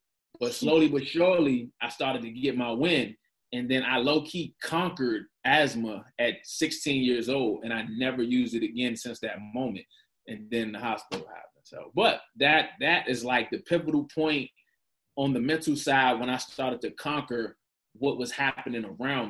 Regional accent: Prince George's County, Maryland, United States; I'm not from that side. So but I grew up between Largo and Seat Pleasant

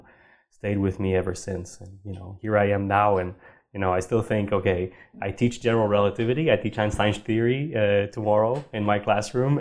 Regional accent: Sherbrooke, Quebec, Canada; moved away; also born or lived in Montreal; I grew up in Sherbrooke

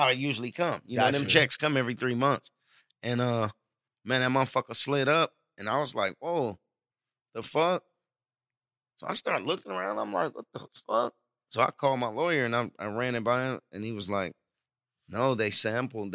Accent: Oakland, California, United States; I come from Oakland.

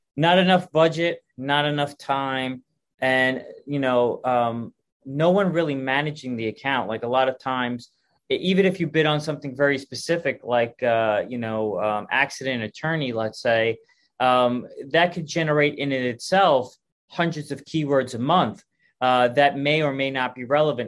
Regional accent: New York, United States; moved away; I'm originally from New York

